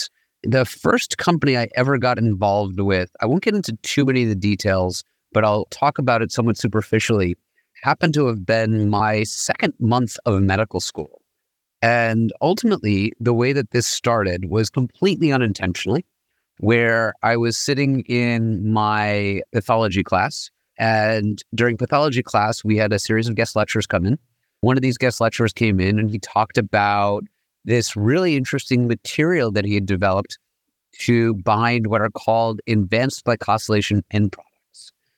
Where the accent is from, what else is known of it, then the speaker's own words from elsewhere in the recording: New York, United States; I grew up in New York, trained as an MD PhD from Harvard and MIT.